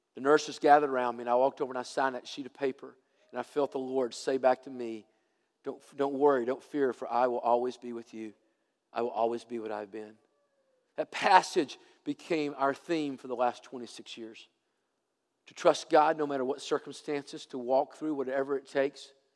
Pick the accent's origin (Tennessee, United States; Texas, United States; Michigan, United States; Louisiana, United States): Tennessee, United States; I'm from Tennessee